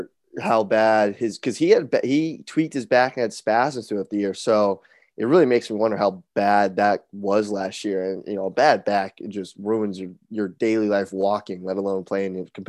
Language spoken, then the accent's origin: English; Bay Area, California, United States; growing up in the Bay Area.